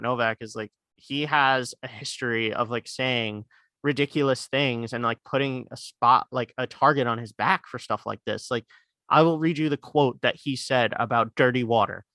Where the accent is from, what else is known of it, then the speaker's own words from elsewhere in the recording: New York City, New York, United States; we live in, we're, we're from Queens